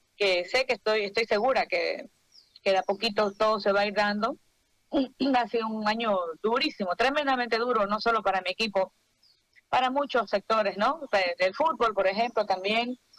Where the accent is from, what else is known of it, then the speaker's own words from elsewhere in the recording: Bolivia; artista boliviana